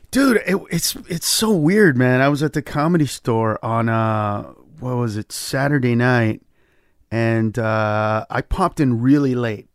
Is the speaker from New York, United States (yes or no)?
no; Los Angeles, California, United States; I grew up in East L